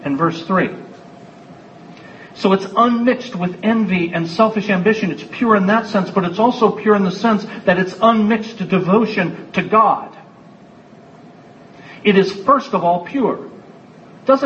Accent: United States; I'm an American

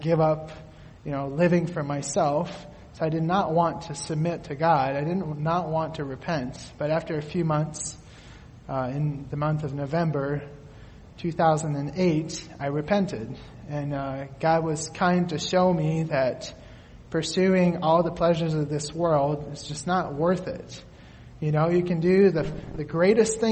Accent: Quebec, Canada; now in Allen Park, United States; I grew up in Quebec, Canada

